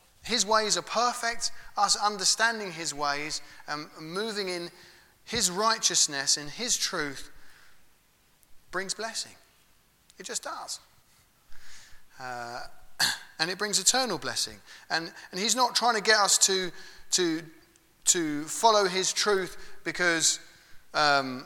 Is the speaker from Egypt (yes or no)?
no; England, United Kingdom; We're English, aren't we? Not all of us, but we all live in England